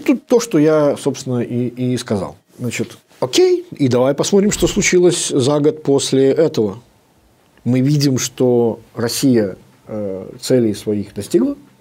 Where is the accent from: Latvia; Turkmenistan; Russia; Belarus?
Belarus